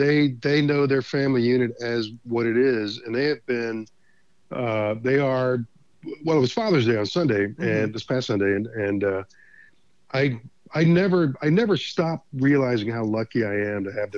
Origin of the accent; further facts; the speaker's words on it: Beaumont, Texas, United States; I grew up in Beaumont, Texas, which is just outside of Houston